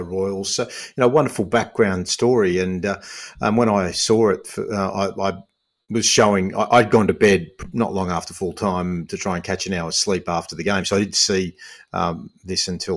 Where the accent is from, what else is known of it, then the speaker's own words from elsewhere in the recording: Australia; I'm half Aussie, half Lebanese.